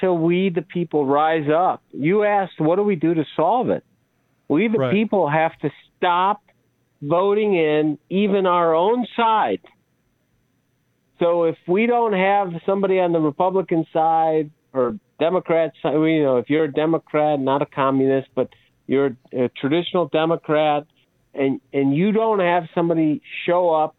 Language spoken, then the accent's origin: English; Chicago, Illinois, United States; I grew up in Chicago. I grew up in this inner city